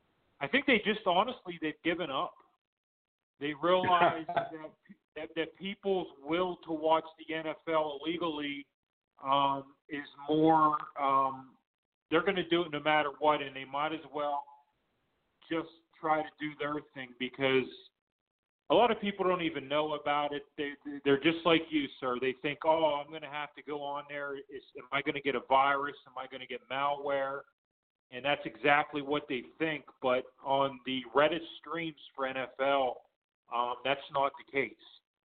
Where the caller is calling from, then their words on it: Pittsburgh, Pennsylvania, United States; in Pittsburgh.